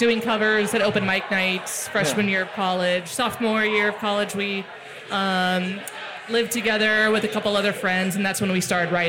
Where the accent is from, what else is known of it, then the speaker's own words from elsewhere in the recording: Texas, United States; also born or lived in Colorado / Telluride, Colorado; now in Longmont, United States; I was born in Colorado. Okay. So, yeah. Yeah, but grew up in Texas.